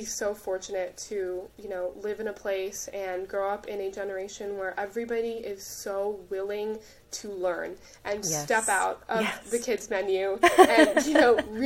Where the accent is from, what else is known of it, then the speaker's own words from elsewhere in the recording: United States; grow up here, assimilating into American culture, growing up in American culture, but still having those Indian and Hindu roots